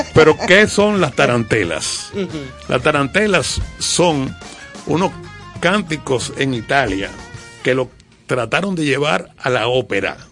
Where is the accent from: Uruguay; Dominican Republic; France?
Dominican Republic; como dominicano